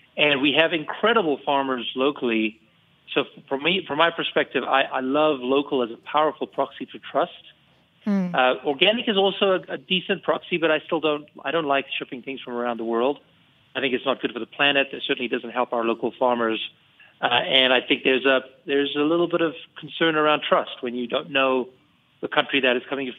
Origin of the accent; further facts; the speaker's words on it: South Africa; also born or lived in California / New York; now in Boulder, United States; I come from South Africa. I'm an immigrant